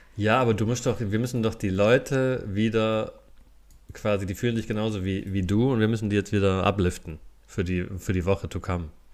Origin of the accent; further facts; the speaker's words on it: a Fastnacht stronghold on the Neckar, Baden-Württemberg, Germany; ich bin ja da in, in der Fastnetz-Hochburg aufgewachsen